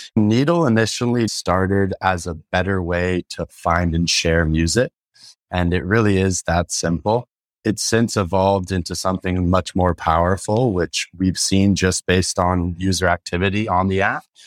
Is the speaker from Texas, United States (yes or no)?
no; San Francisco, California, United States; I grew up in San Francisco.